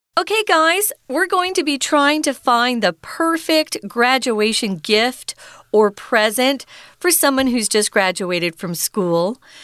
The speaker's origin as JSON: {"language": "English", "country": "United States", "tie": "born or raised there", "moved": "yes", "said": "I grew up in America"}